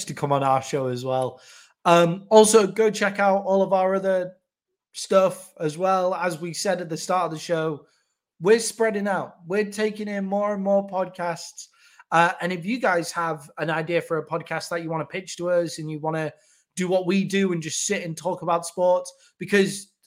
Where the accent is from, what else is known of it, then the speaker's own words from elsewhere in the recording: United Kingdom; being British